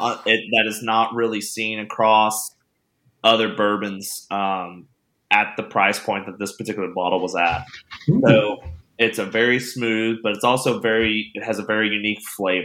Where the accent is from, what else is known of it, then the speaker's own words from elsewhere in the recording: Kentucky, United States; I am from Kentucky. We have a shit ton of bourbon here